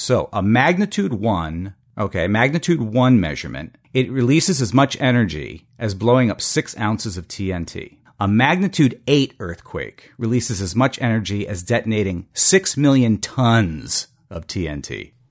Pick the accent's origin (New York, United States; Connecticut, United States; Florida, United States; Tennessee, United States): Connecticut, United States; we grew up in Connecticut, in New England